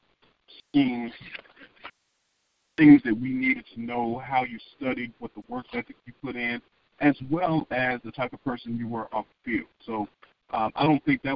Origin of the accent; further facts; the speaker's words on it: Monroe, Louisiana, United States; moved away as an adult; also born or lived in Indiana / Philadelphia / Tampa; I was born and raised in Monroe, Louisiana, North Louisiana